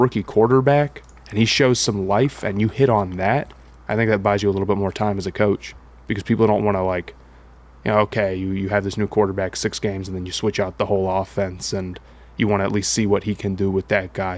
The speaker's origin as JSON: {"language": "English", "town": "Columbus", "region": "Ohio", "country": "United States", "tie": "born or raised there", "also_born_or_lived": "South Carolina", "moved": "yes", "said": "I grew up in Columbus"}